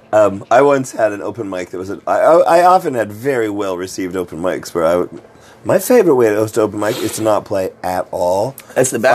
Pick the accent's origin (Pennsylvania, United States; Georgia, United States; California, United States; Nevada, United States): Nevada, United States; Las Vegas; I grew up in Las Vegas